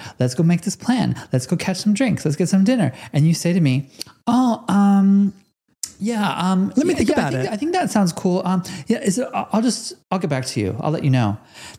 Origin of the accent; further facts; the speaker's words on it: California, United States; now in Melbourne, Australia; I'm from California.